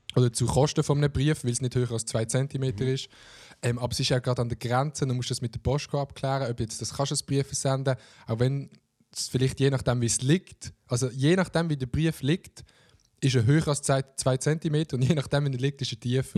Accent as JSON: {"language": "German", "area": "Oberbaselbiet", "region": "Basel-Landschaft", "country": "Switzerland", "said": "ich komme aus dem Oberbasel-Biet"}